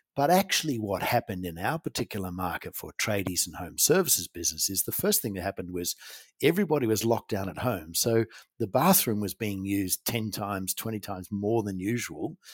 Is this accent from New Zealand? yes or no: yes; New Zealand; I grew up in New Zealand, a Kiwi boy. I'm in a farming community.